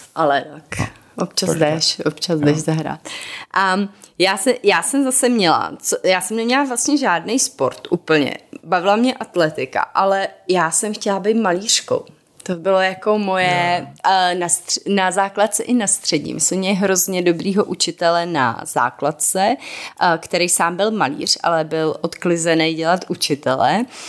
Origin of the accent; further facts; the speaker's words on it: Moravia, Czechia; jsme z Moravy původně